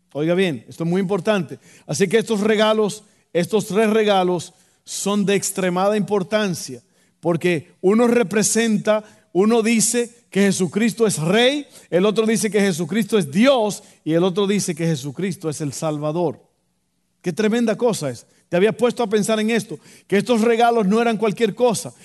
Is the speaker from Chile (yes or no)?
no; Dominican Republic; moved away; yo recuerdo en mi país, en Santo Domingo